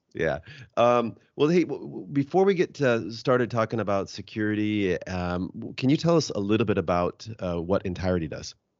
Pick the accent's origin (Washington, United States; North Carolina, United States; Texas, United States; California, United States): Washington, United States; Seattle; I'm from the Se-, uh, Seattle area